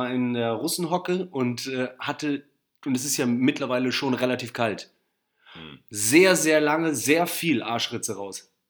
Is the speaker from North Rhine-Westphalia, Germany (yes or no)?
yes; Barmen, North Rhine-Westphalia, Germany; ich war in Barmen, ne, wo ich groß geworden bin, und es ist, ja so, am, ja, ist ja so am See.